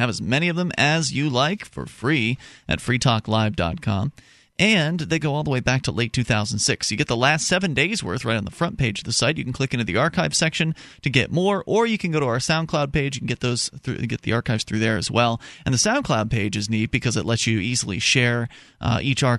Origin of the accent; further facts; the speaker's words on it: Southwest Florida, United States; now in New Hampshire, United States; I come from Southwest Florida